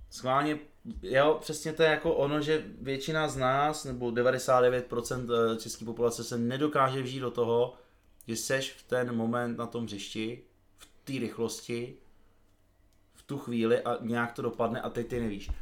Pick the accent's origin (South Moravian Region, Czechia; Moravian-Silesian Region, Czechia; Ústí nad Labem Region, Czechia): South Moravian Region, Czechia; Brno; jsem z Brna